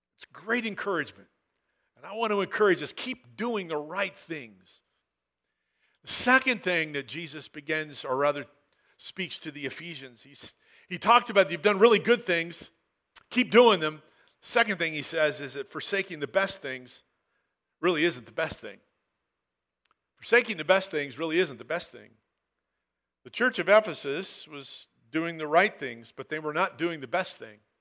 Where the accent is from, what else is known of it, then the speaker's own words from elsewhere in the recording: Southern Oregon, United States; I grew up in Southern Oregon